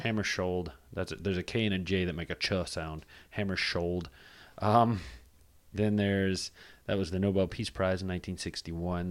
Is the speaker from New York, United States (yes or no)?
no; Charlotte, North Carolina, United States; I'm from Charlotte